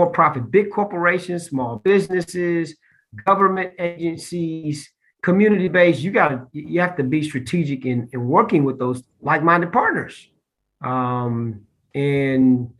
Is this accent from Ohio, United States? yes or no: yes; Columbus, Ohio, United States; also born or lived in Austin, Texas; now in Charlotte, United States; my home, I mentioned, is Columbus, Ohio